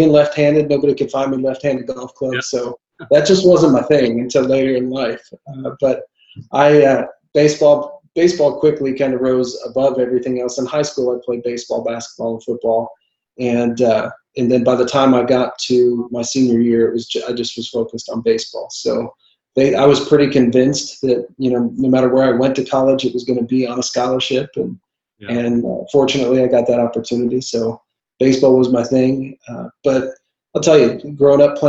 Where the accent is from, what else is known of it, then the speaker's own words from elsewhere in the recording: Verdigris, Oklahoma, United States; also born or lived in Washington State; I grew up in Verdigris, Oklahoma